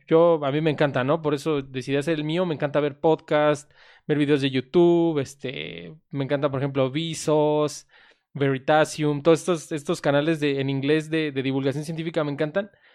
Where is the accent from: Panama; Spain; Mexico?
Mexico; somos de México